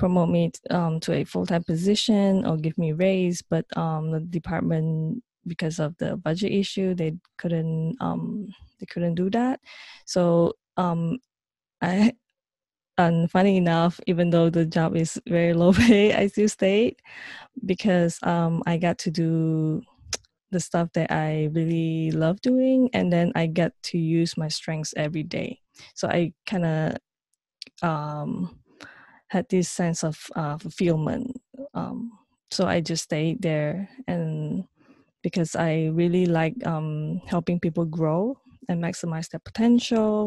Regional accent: Malaysia; moved away as an adult; now in New York, United States; So I'm originally from Malaysia, and I moved to New York in 2009.

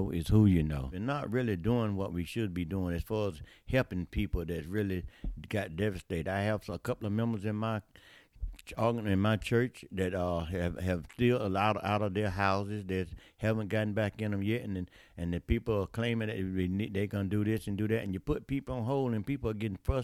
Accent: New Bern, North Carolina, United States; also born or lived in Trenton, North Carolina; I'm from New Bern, North Carolina, community called Jonestown

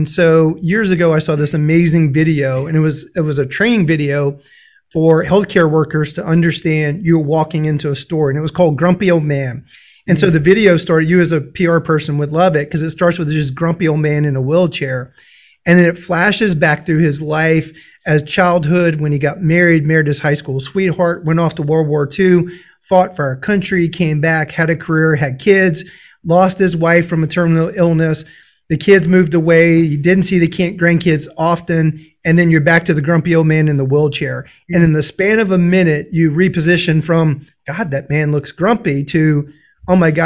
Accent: Louisiana, United States; I'm from Louisiana. One of my jokes is I grew up in a foreign country.

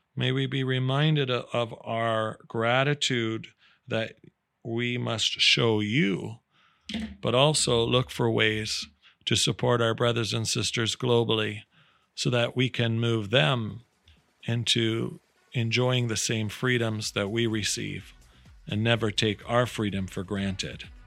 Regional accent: Canada; I'm so proud as a Canadian

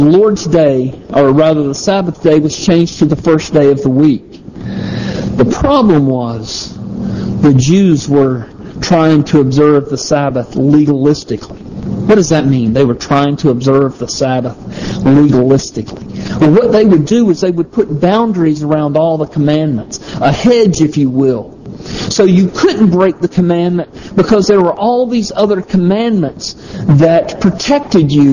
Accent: the South, United States; I'm from the South

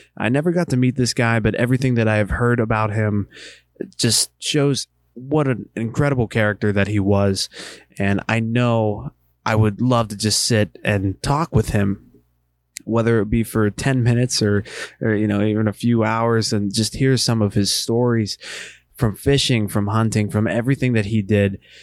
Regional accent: Western Pennsylvania, United States; moved away as an adult; also born or lived in Eastern Ohio; now in Ohio, United States; I live in Eastern Ohio. I grew up in Western Pennsylvania.

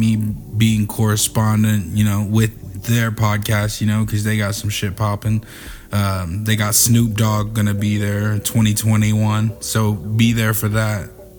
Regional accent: Brownsville, New York, United States; From Brooklyn. Shouts out Brooklyn. I'm from Brownsville.

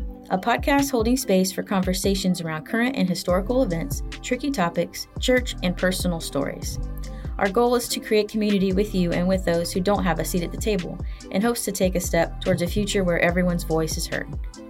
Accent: Plant City, Florida, United States; also born or lived in Tampa; Well, I too was born in Tampa and I too grew up in a rural area. That I just called the country. I know you named it Dover. It was really more like the Notasasa, Plant City area.

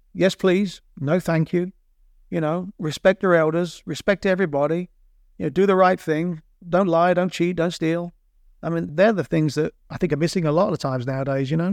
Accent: Borehamwood, East of England, United Kingdom; moved away as an adult; also born or lived in Kansas City, United States; now in United States; my Boron Wood friends where I grew up in Boron Wood

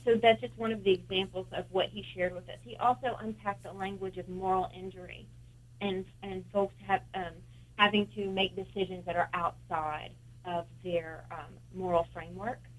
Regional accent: Kentucky, United States; now in Delaware, United States; I'm originally from Kentucky

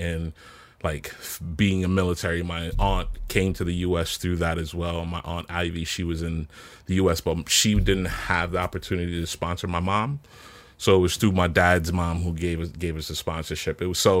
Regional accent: Kingston, Jamaica; So I was born in Kingston, Jamaica. I grew up in this small community called Cockburn Pen, which is one of the largest Indian from India in Jamaican community, right?

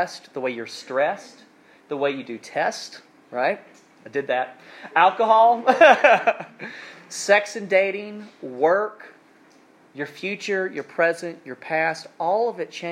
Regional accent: South Alabama, United States; now in North Carolina, United States; I'm from South Alabama, and we do things a little bit differently down there. And growing up, my family had like honeyland, farmland

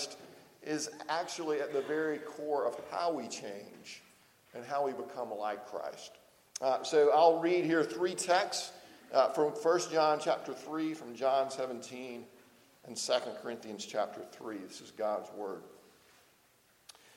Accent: Lower Alabama, United States; moved away; when I go home to Lower Alabama, I talk even more like I'm from Lower Alabama than I do now

